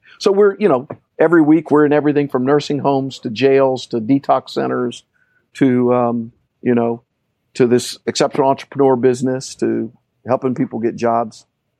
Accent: Orlando, Florida, United States; also born or lived in Puerto Rico; And so we moved in the early 70s to Orlando. And grew up

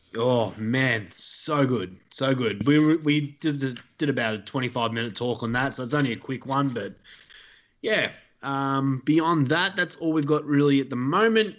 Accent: Australia; accent: thick Australian

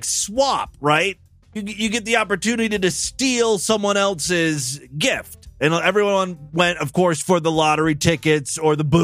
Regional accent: Ashtabula, Ohio, United States; moved away; Ashtabula is my hometown, right? It's where I grew up. It's a very like small rural town in Northeast Ohio.

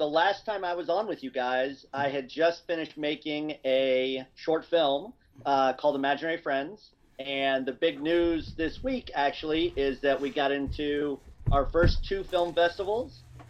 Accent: Cincinnati, Ohio, United States; moved away; also born or lived in Kansas City; I was born in Kansas City and grew up in Cincinnati.

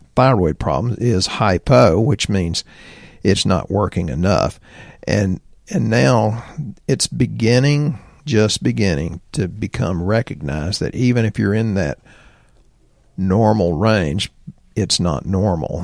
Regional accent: Texas, United States; accent: redneck Texan; I'm redneck Texan 'cause I'm rural

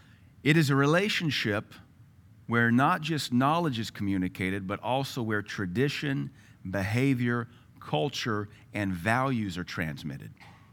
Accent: Louisiana, United States; also born or lived in Tennessee / Seattle; I was raised in Louisiana. They have a very unique culture. Then I was raised in Tennessee, in the hills of East Tennessee, very unique culture. Then Seattle, different culture altogether.

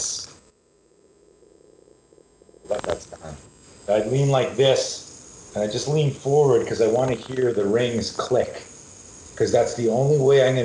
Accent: Montreal, Quebec, Canada; Growing up in Montreal, Canada

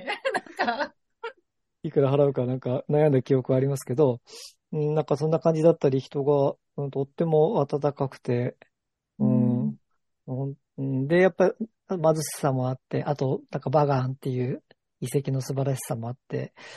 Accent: Ibaraki, Japan; moved away as an adult; also born or lived in Yokohama; 茨城出身

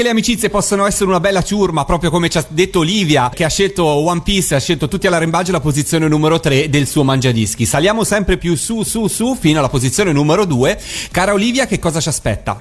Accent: Italy; da italiano perché io sono nato qua

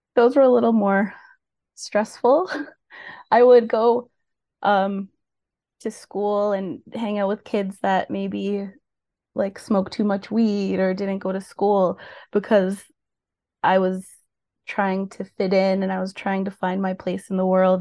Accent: Mississauga, Ontario, Canada; also born or lived in Oakville, Ontario / Brampton, Ontario; now in Port Hope, Canada; I was born in Oakville, Ontario, but grew up in Peel and Mississauga and Brampton my whole life

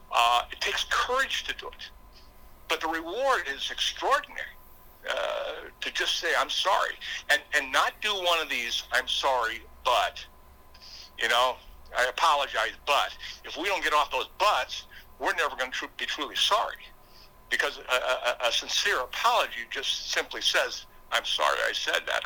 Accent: Brookings, South Dakota, United States; I am from Brookings, South Dakota

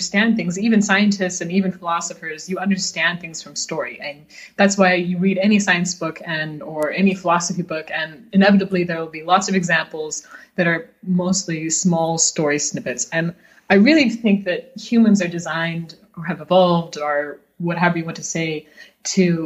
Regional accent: United States; moved away as an adult; also born or lived in Beijing, China; now in Munich, Germany; I'm also American. I've been living in Munich for the last 5 years, but before that we were in Beijing, China for almost 5 years as well

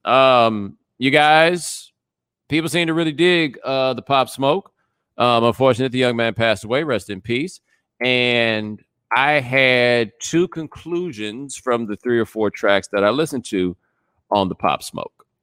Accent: Houston, Texas, United States; I'm from Houston

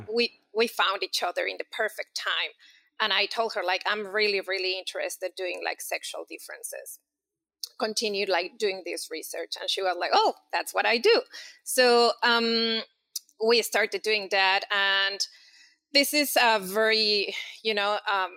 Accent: Mexico City, Mexico; moved away as an adult; And so I'm from Mexico City. I did all my, my academic, you know, studies there

